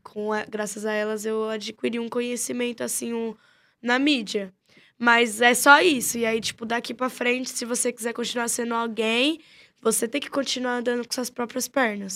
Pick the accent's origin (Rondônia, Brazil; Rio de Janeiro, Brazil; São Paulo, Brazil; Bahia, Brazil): São Paulo, Brazil; Nasci em São Paulo. Se eu não me engano, eu sou tão jaraguaense que devo ter nascido lá pros lados de Pirituba, Jaraguá e Taipas também